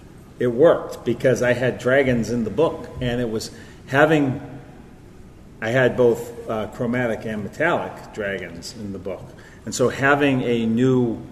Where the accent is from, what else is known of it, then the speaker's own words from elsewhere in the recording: Canada; I'm Canadian.